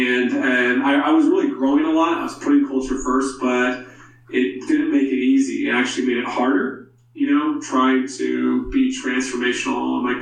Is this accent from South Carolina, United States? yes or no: yes; South Carolina, United States; growing up in South Carolina and then playing at the University of South Carolina as a walk-on.